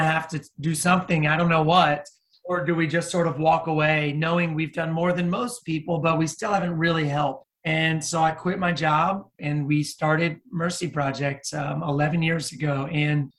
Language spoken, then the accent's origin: English; United States; I'm an American